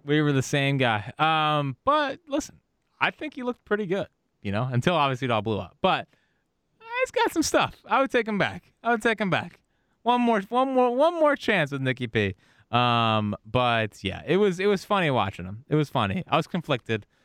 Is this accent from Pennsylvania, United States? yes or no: yes; Philadelphia, Pennsylvania, United States; I'm from Philly.